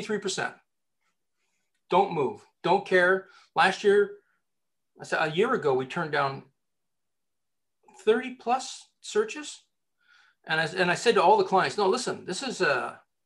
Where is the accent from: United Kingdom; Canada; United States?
Canada; I'm Canadian